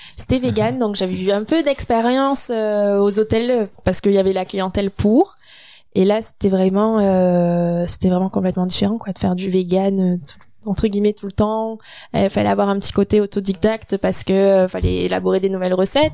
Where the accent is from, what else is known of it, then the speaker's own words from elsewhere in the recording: France; moved away as an adult; now in Quebec, Canada; commencé la pâtisserie en apprentissage en France, donc à mes 16 ans